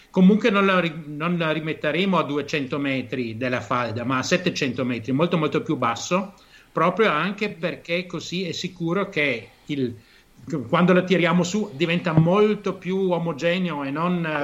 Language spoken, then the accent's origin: Italian; Germany; moved away as an adult; now in Venice, Italy; io sono tedesco, mia madre vent'anni fa mi chiamava e mi diceva che c'è acqua alta a Venezia perché la davano in televisione tedesca